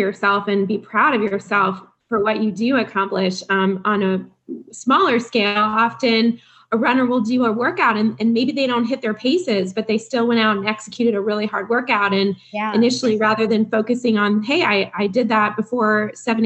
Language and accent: English; Midwest, United States; I'm from the Midwest too